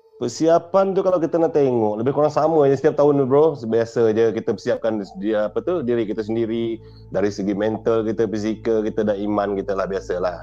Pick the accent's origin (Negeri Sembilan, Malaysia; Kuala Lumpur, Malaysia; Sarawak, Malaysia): Sarawak, Malaysia; saya berasal dari Seribu Sarawak